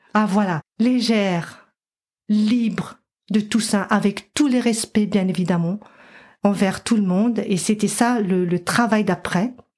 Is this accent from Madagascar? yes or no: yes; Madagascar; moved away; j'ai grandi à Madagascar